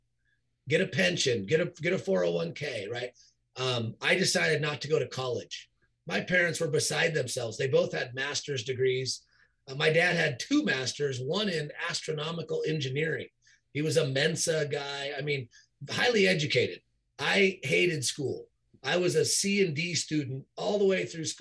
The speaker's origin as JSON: {"language": "English", "region": "Southern California", "country": "United States", "tie": "born or raised there", "said": "Growing up and living in Southern California"}